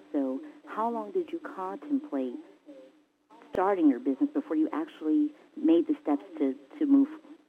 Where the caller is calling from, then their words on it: Atlanta, Georgia, United States; I'm calling from Atlanta and I'm just thrilled right now.